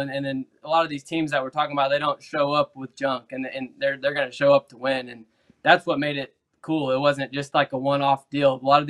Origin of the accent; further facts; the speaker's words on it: Central Indiana, United States; we both grew up in Central Indiana.